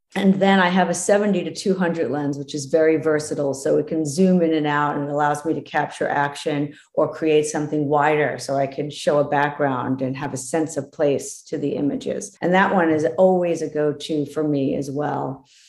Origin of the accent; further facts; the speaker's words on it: East Coast, United States; now in West Coast, United States; I'm from the East Coast